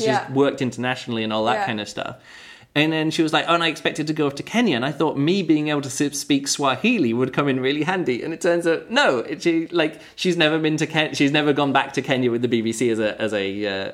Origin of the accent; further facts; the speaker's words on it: Barnard Castle, North East England, United Kingdom; I work in Barnard Castle, is the Barnard Castle School